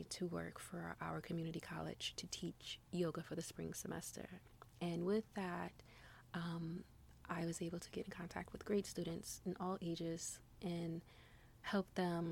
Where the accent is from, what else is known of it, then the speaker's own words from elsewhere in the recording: New York City, New York, United States; growing up in New York City